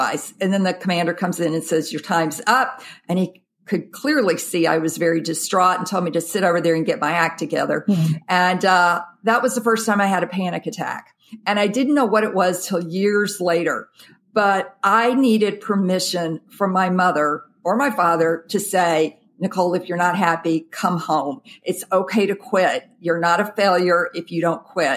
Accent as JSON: {"language": "English", "town": "Jackson", "region": "Mississippi", "country": "United States", "tie": "born or raised there", "moved": "as an adult", "said": "I grew up in the South, Jackson, Mississippi"}